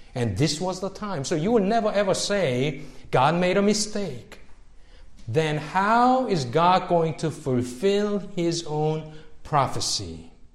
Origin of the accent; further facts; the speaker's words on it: Seoul, South Korea; moved away; growing up in Seoul where I was growing up in the city